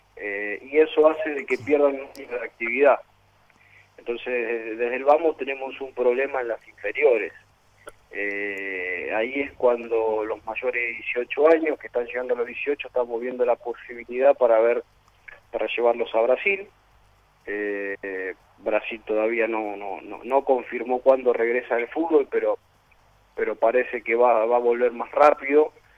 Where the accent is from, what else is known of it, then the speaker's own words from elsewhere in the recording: Rosario, Santa Fe, Argentina; now in Paraguay; yo soy argentino, eh, rosarino, eh, pero bueno, radicado ya en Paraguay hace bastante tiempo